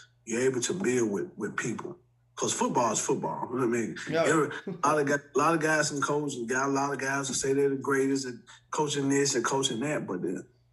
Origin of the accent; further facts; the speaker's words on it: Montgomery, Alabama, United States; moved away; also born or lived in Memphis, Tennessee; I'm not from Memphis, I'm from Montgomery, Alabama